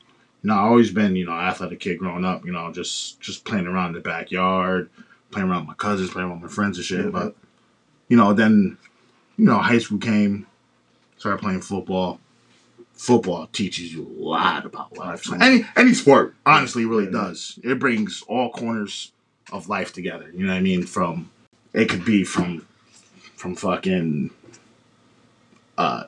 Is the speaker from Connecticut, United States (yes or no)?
yes; West Haven, Connecticut, United States; I'm from West Haven.